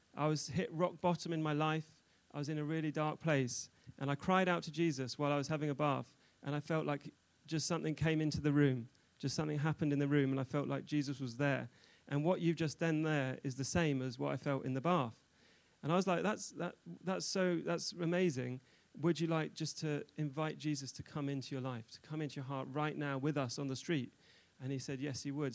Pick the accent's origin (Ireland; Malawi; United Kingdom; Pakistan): United Kingdom; London; moved away as an adult; also born or lived in Newcastle / Israel; now in Nottingham, United Kingdom; I'm originally from London